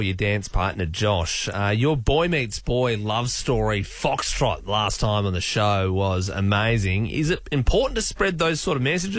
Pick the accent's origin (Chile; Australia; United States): Australia; We're all Australian